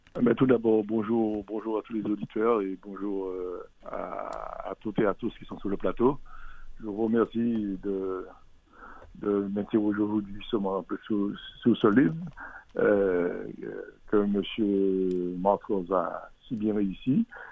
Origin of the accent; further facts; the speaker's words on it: Martinique; On est Martiniquais quelquefois